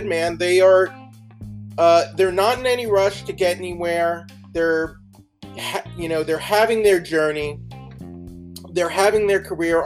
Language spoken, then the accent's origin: English; Texas, United States; I'm also from Texas